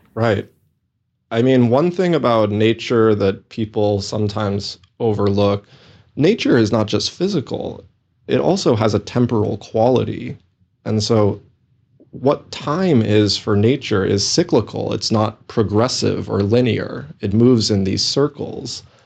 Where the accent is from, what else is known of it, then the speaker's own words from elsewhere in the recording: New England, United States; moved away; also born or lived in Minnesota; I grew up in New England, so I also have a deep affinity for the forests and the mountains